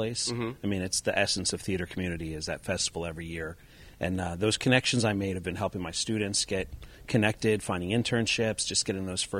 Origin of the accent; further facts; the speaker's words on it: Pennsylvania, United States; moved away as an adult; I'm from Pennsylvania